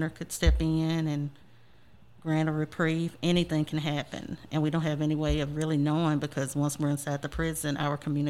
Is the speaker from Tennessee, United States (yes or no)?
yes; West Tennessee, United States; I'm originally from West Tennessee